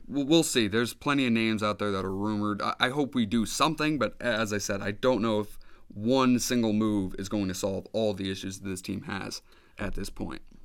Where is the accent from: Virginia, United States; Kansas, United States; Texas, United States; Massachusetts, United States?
Massachusetts, United States; Boston; the Boston Celtics. My hometown team